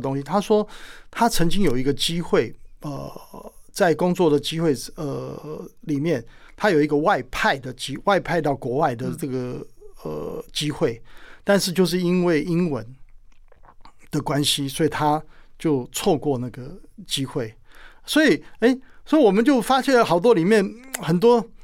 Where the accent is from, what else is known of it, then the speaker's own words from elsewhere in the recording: Penghu County, Taiwan; moved away; 我一直很想念我的故乡澎湖